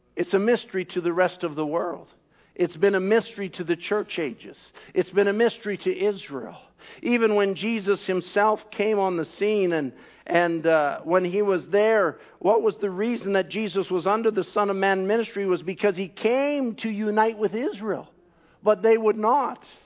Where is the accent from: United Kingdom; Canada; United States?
Canada; I'm a Canadian